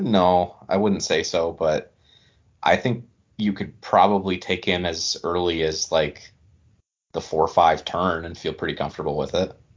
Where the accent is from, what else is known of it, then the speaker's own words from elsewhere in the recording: small area ~30 minutes from Tawas, Michigan, United States; I grew up in such a small area